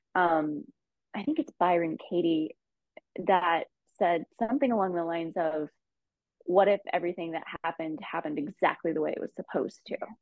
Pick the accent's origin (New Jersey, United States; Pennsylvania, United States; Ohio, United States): Ohio, United States; moved away as an adult; also born or lived in Los Angeles; I actually moved back to my home state of Ohio for about a year